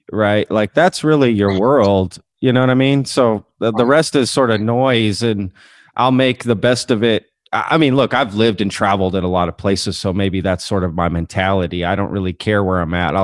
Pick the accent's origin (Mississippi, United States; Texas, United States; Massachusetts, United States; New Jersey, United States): Texas, United States; I'm a Texan before an American